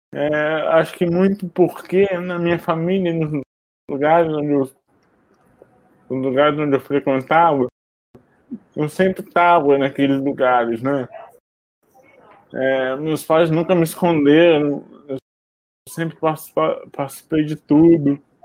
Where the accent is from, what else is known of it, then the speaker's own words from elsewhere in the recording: Brazil; moved away as an adult; now in Rio de Janeiro, Brazil; Eu nasci em Barrança e moro aqui no Rio desde 2004